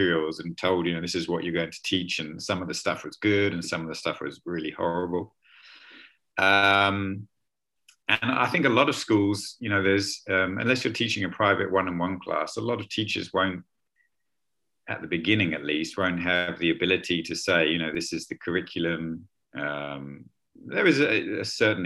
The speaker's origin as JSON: {"language": "English", "region": "London", "country": "United Kingdom", "tie": "born or raised there", "also_born_or_lived": "Chiang Mai, Thailand", "moved": "as an adult", "lives_now": "Leipzig, Germany", "said": "I'm originally from London in the UK."}